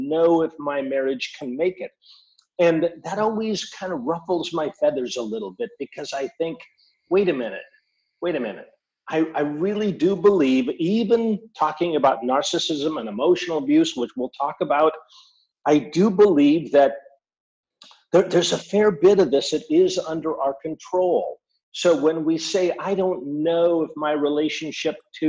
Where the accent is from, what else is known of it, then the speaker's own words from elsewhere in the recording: Seattle, Washington, United States; also born or lived in Mexico; I am from Seattle